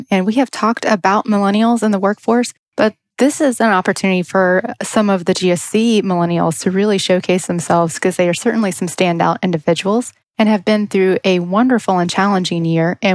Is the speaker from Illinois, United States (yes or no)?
yes; Southern Illinois, United States; also born or lived in St. Louis, Missouri; I'm from Southern Illinois, born